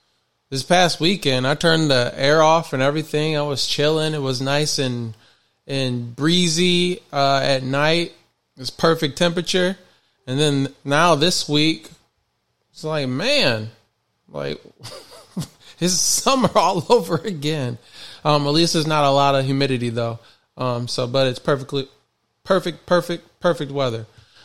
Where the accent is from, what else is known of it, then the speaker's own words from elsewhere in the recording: Michigan, United States; I'm born and raised in Michigan.